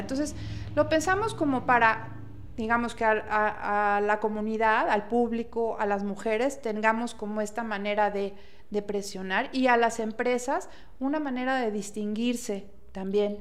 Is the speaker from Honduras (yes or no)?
no; Mexico; como mexicanos